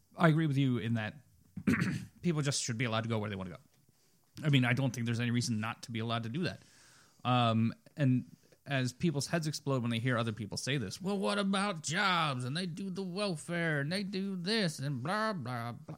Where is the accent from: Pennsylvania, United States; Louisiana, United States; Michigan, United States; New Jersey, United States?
Pennsylvania, United States; Reading; I was born in Reading